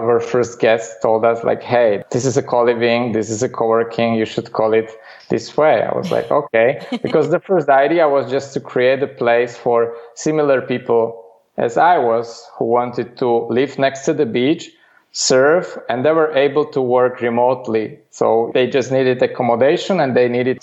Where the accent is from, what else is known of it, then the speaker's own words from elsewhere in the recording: Bratislava, Bratislava Region, Slovakia; moved away as an adult; now in Netherlands; I grew up in the capital of this small country, Slovakia, in Bratislava